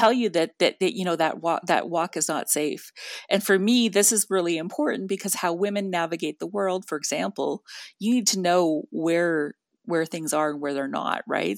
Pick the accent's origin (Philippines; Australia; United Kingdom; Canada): Canada; Northern Canada; I'm from Northern Canada